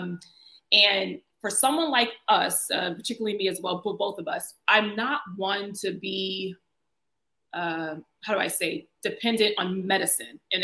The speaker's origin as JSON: {"language": "English", "region": "Virginia", "country": "United States", "tie": "born or raised there", "also_born_or_lived": "South Carolina / North Carolina / Washington, D.C.", "moved": "as an adult", "lives_now": "Abu Dhabi, United Arab Emirates", "said": "So I'm originally from South Carolina, but also grew up in Virginia."}